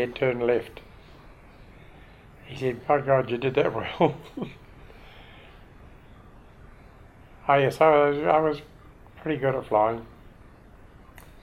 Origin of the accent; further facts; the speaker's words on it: Christchurch, Canterbury, New Zealand; moved away as an adult; I came out from Christchurch, because that's my hometown